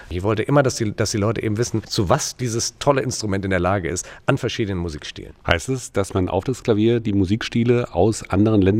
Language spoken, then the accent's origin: German; Turkey; Ich bin damals in der Türkei aufgewachsen, weil mein Vater äh, Chefarzt am deutschen Krankenhaus war da. Das heißt, ich habe da auch meine Wurzeln.